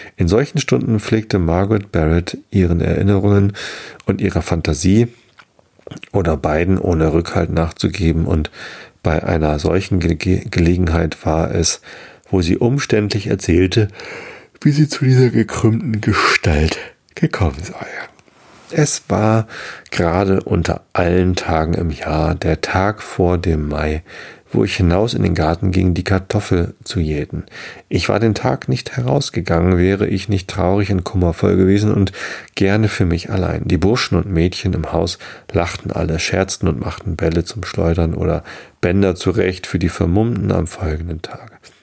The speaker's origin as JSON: {"language": "German", "region": "Hamburg", "country": "Germany", "tie": "born or raised there", "said": "In meiner Heimatstadt"}